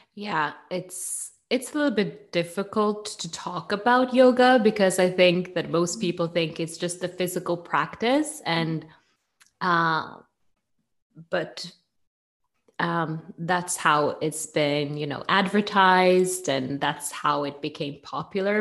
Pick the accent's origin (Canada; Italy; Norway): Norway; accent: Norwegian; English is a second language; now in Bergen, Norway